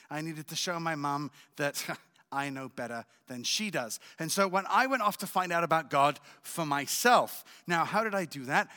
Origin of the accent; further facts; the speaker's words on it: England, United Kingdom; also born or lived in Israel / France; now in Jerusalem, Israel; I was born in Israel, but raised in England and in France.